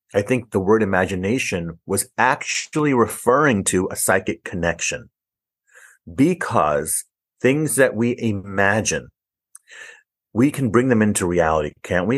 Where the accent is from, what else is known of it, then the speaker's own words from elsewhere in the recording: New York City, New York, United States; also born or lived in Harlem, New York City; I was born in Harlem in New York City and raised in the Bronx in New York City.